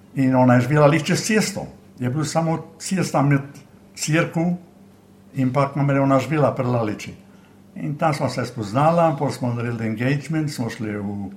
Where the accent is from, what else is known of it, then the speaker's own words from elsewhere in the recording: Bovec, Slovenian Littoral, Slovenia; moved away as an adult; also born or lived in Villach, Austria / Lokovec, Slovenia; now in Sydney, Australia; jaz sem iz eh, Bovca, rojen sem pa v Avstriji, v Filah